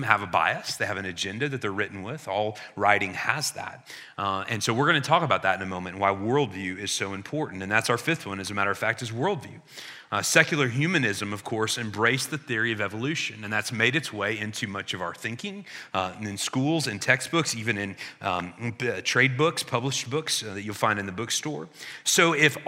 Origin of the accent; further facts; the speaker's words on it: Illinois, United States; I grew up in Illinois, and the title on our license plates is The Land of Who? Lincoln.